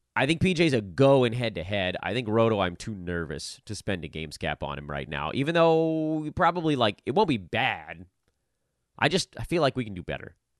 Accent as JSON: {"language": "English", "town": "Los Angeles", "region": "California", "country": "United States", "said": "I'm from Los Angeles"}